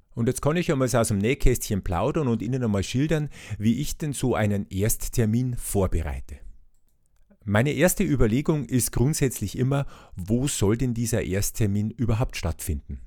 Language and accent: German; Bavaria, Germany; bei uns in Bayern